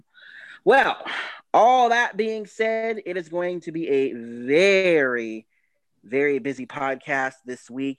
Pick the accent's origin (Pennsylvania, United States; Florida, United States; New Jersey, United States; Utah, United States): Florida, United States; moved away; also born or lived in Atlanta, Georgia; I'm from Florida, but I lived in Atlanta for like 7 years